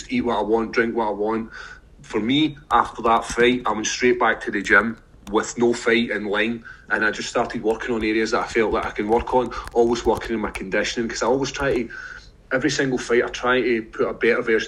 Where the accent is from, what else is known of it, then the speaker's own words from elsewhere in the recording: Scotland, United Kingdom; We're Scottish